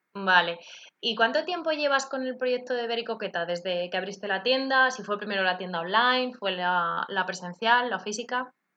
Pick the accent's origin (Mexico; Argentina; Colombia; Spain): Spain; Madrid, Community of Madrid; yo que soy de Madrid